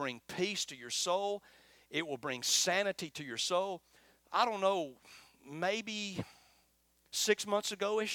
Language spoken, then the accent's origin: English; Florence, Alabama, United States; accent: twangy; I'm from Florence, Alabama, just as twangy as Arab.